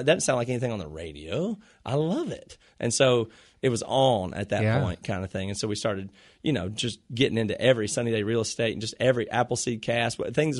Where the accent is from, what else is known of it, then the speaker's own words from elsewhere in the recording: the South, United States; Like I said, we grew up in the South and it was just radio rock and … and ….